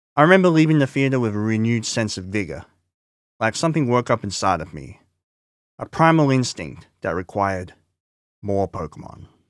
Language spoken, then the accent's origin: English; Scarborough, Queensland, Australia; also born or lived in Kippa-Ring; my first year of Scarborough State School, which I moved to from Kippering State School in two thousand